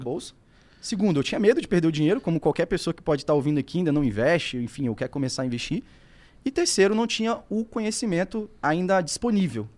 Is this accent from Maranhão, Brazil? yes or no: no; Espírito Santo, Brazil; Moro no Espírito Santo, né? Sou capixaba